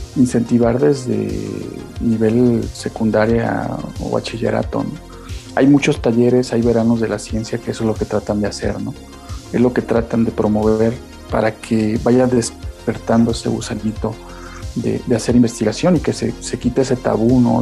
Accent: Naranjos, Veracruz, Mexico; moved away; also born or lived in Xalapa, Veracruz; Soy originario de Naranjos, Veracruz, al norte del estado

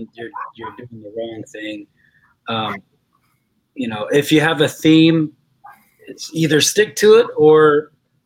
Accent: West Virginia, United States; I'm from West Virginia

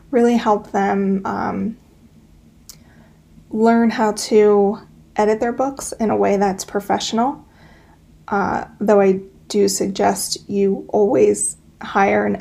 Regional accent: Pennsylvania, United States; I'm from Pennsylvania. I live in the Pocono Mountains.

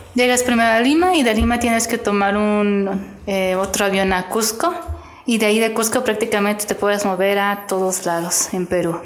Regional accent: Querétaro, Mexico; also born or lived in Mexico City / San Juan del Río; yo originalmente nací en el DF, pero pues prácticamente toda mi vida he vivido aquí en, Querétaro. Estuve viviendo unos años en San Juan del Río

